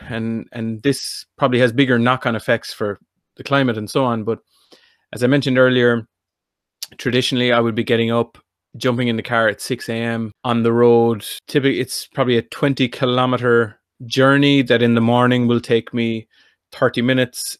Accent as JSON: {"language": "English", "area": "North Kerry", "region": "Munster", "country": "Ireland", "said": "I'm from North Kerry."}